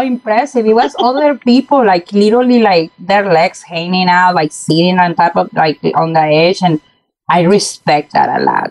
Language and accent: English; Mexico; moved away as an adult; now in United States; moving to uh, to the U.S. back in 2006. You know, uh, growing up in Mexico